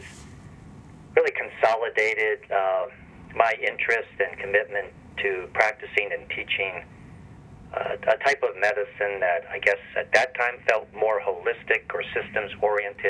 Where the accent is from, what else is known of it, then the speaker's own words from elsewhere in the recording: Minneapolis, Minnesota, United States; also born or lived in Cincinnati, Ohio / Ann Arbor, Michigan / Chapel Hill, North Carolina / Rochester, New York; now in Winston-Salem, United States; I was born and raised in Minneapolis, Minnesota, before my family moved to Cincinnati, Ohio